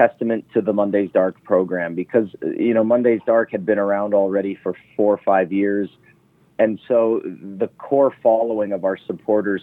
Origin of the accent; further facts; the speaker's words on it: Ontario, Canada; now in Las Vegas, United States; I am from Canada. So my mom and dad are still based up in Northern Ontario